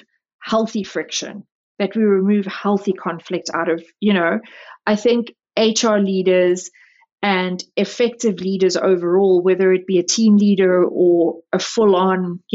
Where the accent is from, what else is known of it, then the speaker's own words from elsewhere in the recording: South Africa; now in United States; I was born and raised in South Africa.